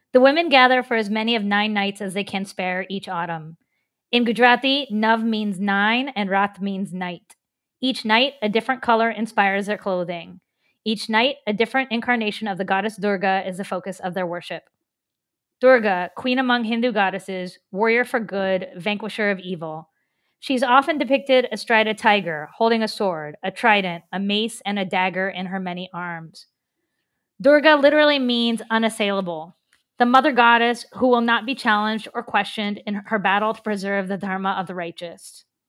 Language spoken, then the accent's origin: English; Cross Lanes, West Virginia, United States; moved away as an adult; now in Pittsburgh, United States; growing up in Cross Lanes.